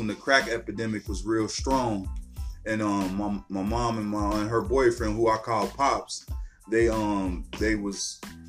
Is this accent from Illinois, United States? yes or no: no; Cincinnati, Ohio, United States; also born or lived in the South (US); I'm a Cincinnati native. Grew up here in Cincinnati